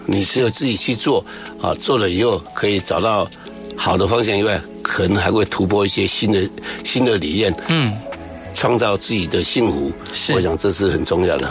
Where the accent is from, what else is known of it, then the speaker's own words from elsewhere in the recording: Pinglin, New Taipei, Taiwan; moved away; 我来自于乡下，对。啊，来自于平林的乡下